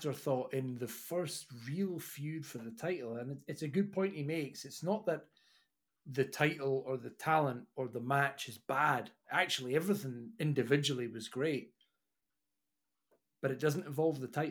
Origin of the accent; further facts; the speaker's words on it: Scotland, United Kingdom; I'm Scottish